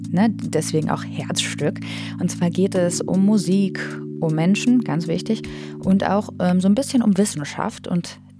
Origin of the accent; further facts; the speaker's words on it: North Rhine-Westphalia, Germany; now in Bochum, Germany; Ich komme aus der Nähe von Detmold, aus einem sehr kleinen Dörfchen mit ungefähr 1800 Einwohnern.